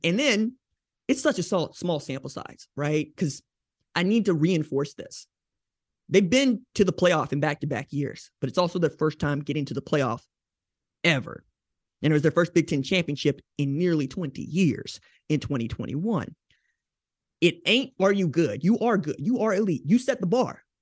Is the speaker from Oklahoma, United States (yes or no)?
yes; Oklahoma, United States; growing up in Oklahoma